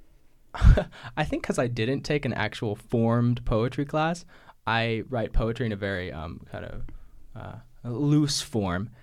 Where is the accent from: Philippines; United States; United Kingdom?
United States; New Mexico; now in Chicago, United States; I'm from New Mexico, currently living in Chicago.